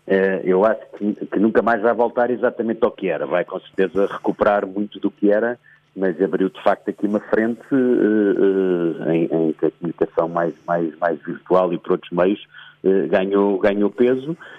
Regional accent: Portugal; sou português

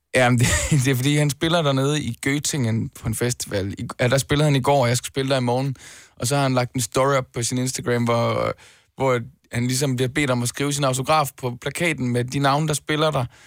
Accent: Denmark; Danmark i første omgang, fordi det er mit hjemland

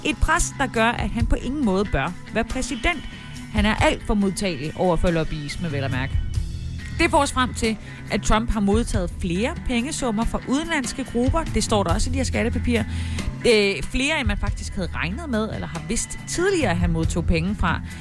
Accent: Haderslev, Southern Denmark, Denmark; moved away; Haderslev, min gamle hjemby.

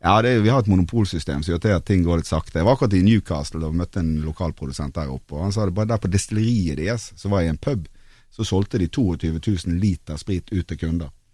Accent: Bergen, Vestland, Norway; now in Oslo, Norway; jeg er jo fra Bergen, som dere, men jeg bor jo faktisk her i Oslo

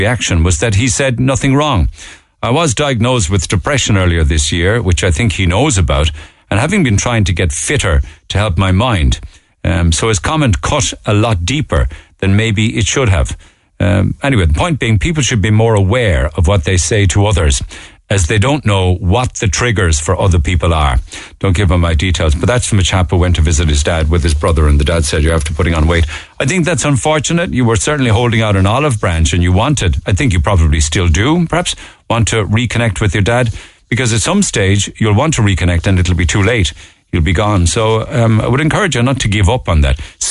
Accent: Cork, Munster, Ireland; I was born there in Madden's Buildings and very, very happy memories there

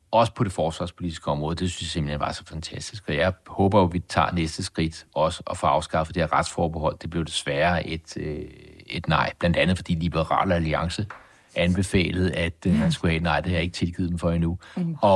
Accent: Denmark; jeg er dansker, og jeg er stolt af at være dansker.

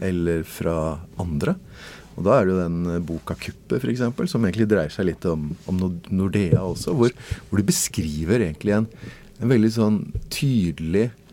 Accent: Norway; I Norge så liker vi å stole på folk.

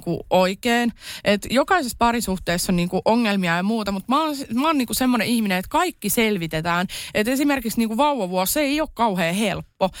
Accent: Kerava, Uusimaa, Finland; also born or lived in Tampere; Mä oon siis Keravalta lähtöisin lapsuuteni elänyt siellä

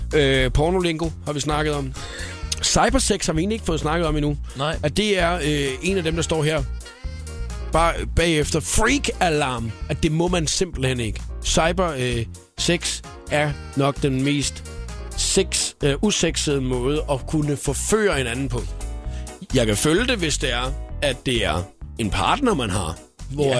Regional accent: Svendborg and Faaborg area, Southern Denmark, Denmark; nede, hvor jeg kommer fra, i Svendborg og Fåborg-området

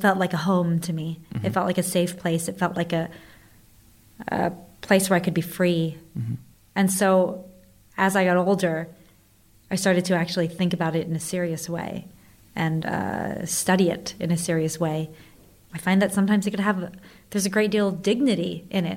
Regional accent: Southern or Central Virginia, United States; moved away; growing up in Southern or Central Virginia

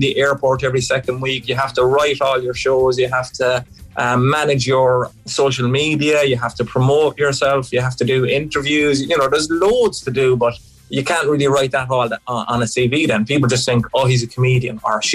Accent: Ireland; born or raised there; moved away as an adult; also born or lived in England

